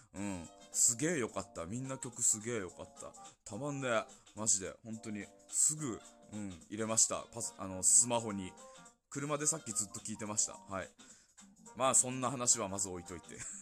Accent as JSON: {"language": "Japanese", "region": "Yamagata", "country": "Japan", "accent": "Yamagata dialect", "said": "俺らからしたら山形弁は通、普通の言語なのかな"}